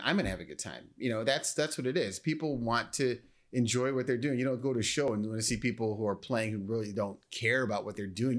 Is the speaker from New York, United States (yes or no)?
no; Naperville, Illinois, United States